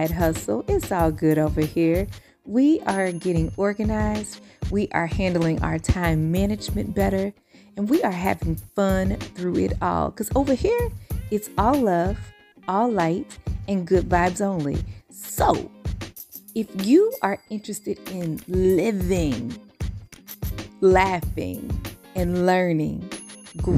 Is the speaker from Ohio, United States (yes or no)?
no; Louisville, Kentucky, United States; moved away; So I'm initially from the Ville. I'm currently on the coast, but I'm from Louisville